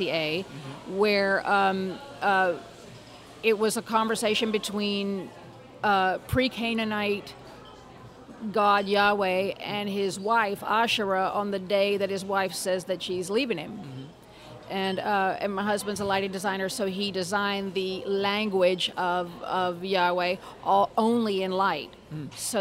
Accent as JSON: {"language": "English", "region": "Louisiana", "country": "United States", "tie": "born or raised there", "moved": "as an adult", "said": "I am applying from Louisiana, from my hometown"}